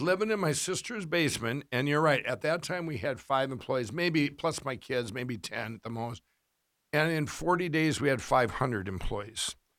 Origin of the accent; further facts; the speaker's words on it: Minnesota, United States; I did this kiosk in Minnesota, uh, in our, one of our, it was about twenty miles, uh, fif, ten miles from my hometown